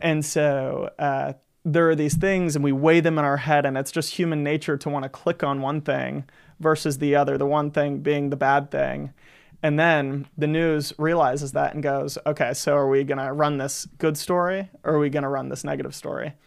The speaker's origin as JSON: {"language": "English", "town": "Gulf Breeze", "region": "Florida", "country": "United States", "tie": "born or raised there", "said": "I grew up in Gulf Breeze, Florida"}